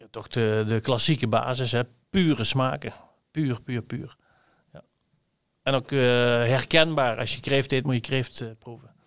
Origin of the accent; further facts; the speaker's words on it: Limburg, Netherlands; als een Limburger